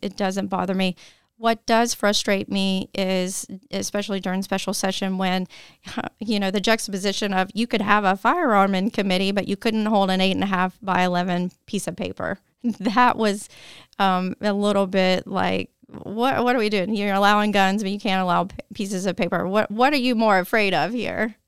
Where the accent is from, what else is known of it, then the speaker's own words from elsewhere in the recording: Tennessee, United States; I was born and raised in Tennessee